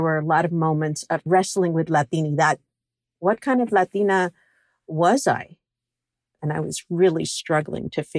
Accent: New York City, New York, United States; I grew up in Flushing, Queens

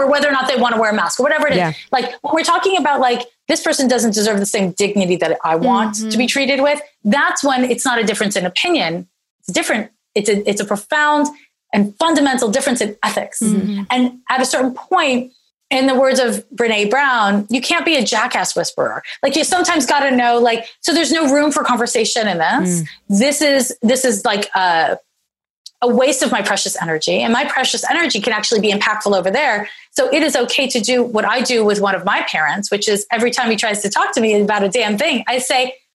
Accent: Canada; now in Oakland, United States; I'm Canadian. So I grew up with medical insurance

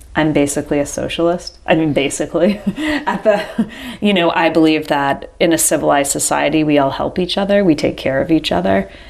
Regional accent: Rhode Island, United States; now in Charlotte, United States; I was born in Rhode Island

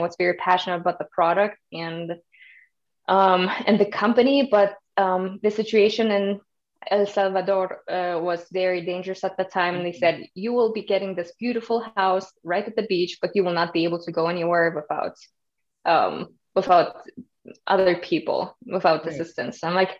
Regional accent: Germany; moved away as an adult; also born or lived in Kazakhstan; now in United States; The short answer is always I'm from Germany, but the longer story is I was actually born in Kazakhstan and moved to Germany when I was 10 years old with my family.

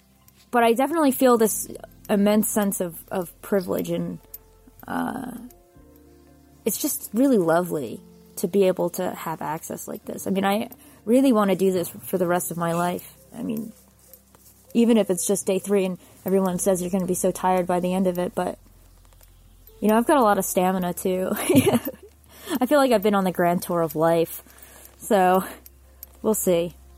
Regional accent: United States; the first time I went to Europe when I was an undergrad as a music student. Barely 20, and decided, being American and rosy-eyed

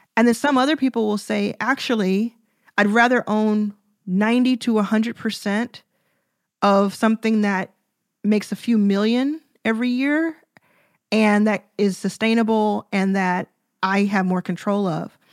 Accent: Dallas, Texas, United States; I grew up in Dallas

